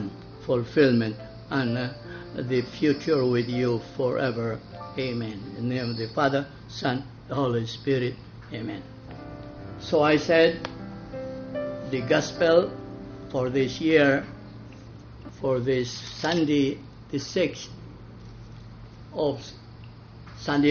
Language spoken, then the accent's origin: English; Balamban, Central Visayas, Philippines; I was born in Balampan